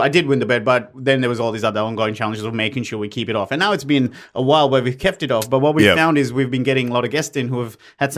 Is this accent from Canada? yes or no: no; Sri Lanka; moved away; I'm originally from Sri Lanka